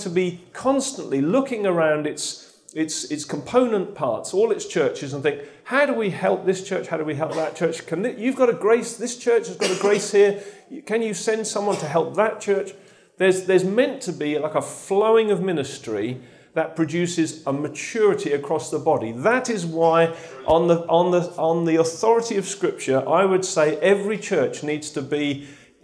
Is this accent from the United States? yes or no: no; Lowestoft, East of England, United Kingdom; I come from Lowestoft.